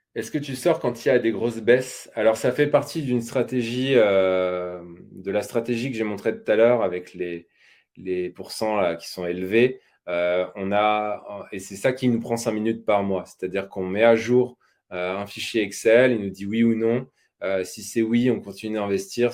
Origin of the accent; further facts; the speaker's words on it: Normandy, France; je suis normand d'origine.